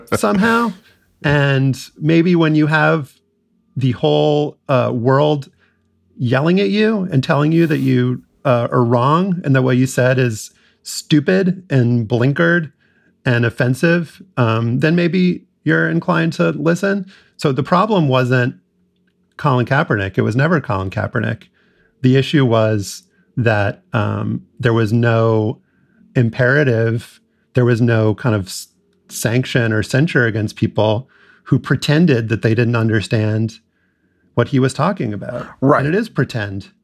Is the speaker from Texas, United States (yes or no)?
no; New Orleans, Louisiana, United States; growing up in New Orleans in the 80s and 90s